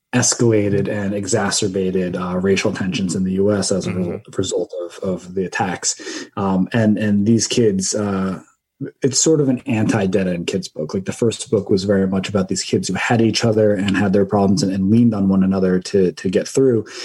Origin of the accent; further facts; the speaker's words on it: northern Jersey Shore, Raritan Bay, New Jersey, United States; so I grew up in New Jersey, um, on the northern part of the Jersey Shore